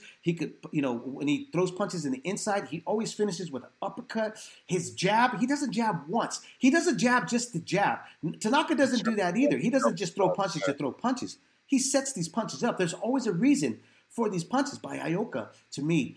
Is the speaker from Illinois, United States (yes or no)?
no; San Jose, California, United States; I was born and raised in San Jose downtown